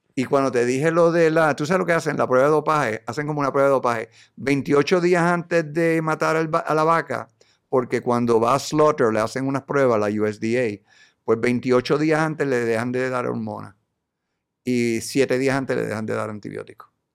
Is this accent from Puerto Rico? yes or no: yes; Puerto Rico; Yo como boricua